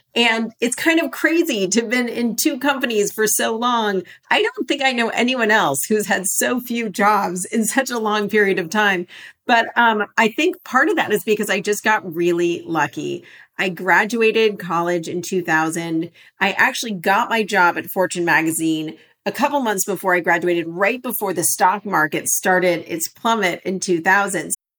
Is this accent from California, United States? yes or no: yes; Los Angeles, California, United States; I grew up in Los Angeles.